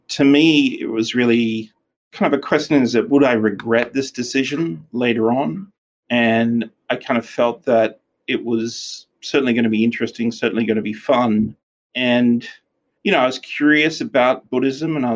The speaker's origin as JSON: {"language": "English", "town": "Darwin", "region": "Northern Territory", "country": "Australia", "tie": "born or raised there", "also_born_or_lived": "Queensland", "moved": "yes", "said": "I grew up in really the far north of Australia. So I grew up in Darwin, which is right at the very top"}